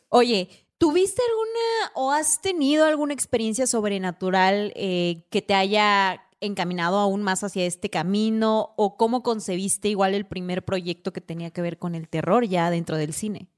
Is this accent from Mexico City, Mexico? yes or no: no; Oaxaca, Mexico; la oaxaqueña que hacía teatro